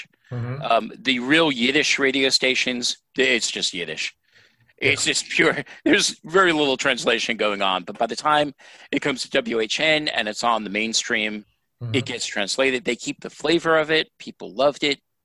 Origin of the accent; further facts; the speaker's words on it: New York, United States; I grew up in New York. And I grew up in New York in the 60s and 70s